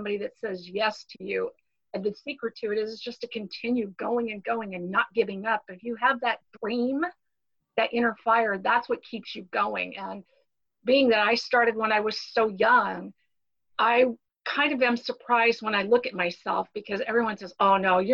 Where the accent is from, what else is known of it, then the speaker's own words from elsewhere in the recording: Arizona, United States; also born or lived in Miami, Florida; I'm originally from Miami, Florida, but Dad, you know, after a bad marriage and got remarried, he took us all the way across the country to beautiful Arizona. So I'm pretty much a desert rat. I grew up here in Arizona.